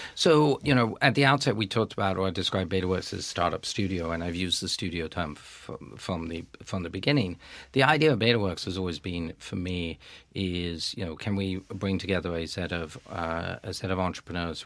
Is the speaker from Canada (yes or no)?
no; United Kingdom; also born or lived in France; I'm a Brit, but I'm also half French